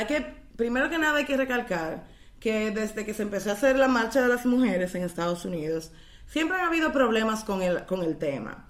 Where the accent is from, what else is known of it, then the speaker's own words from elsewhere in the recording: Dominican Republic; como dominicanas